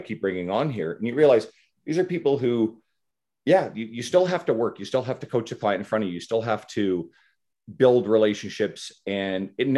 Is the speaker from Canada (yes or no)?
yes; East Coast of Canada, Canada; moved away; I'm originally from the East Coast of Canada, so I'm going home to see my folks in a couple of weeks